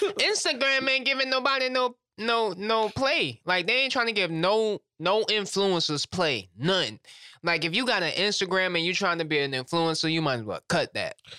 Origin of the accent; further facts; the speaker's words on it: Louisiana, United States; I'm from Louisiana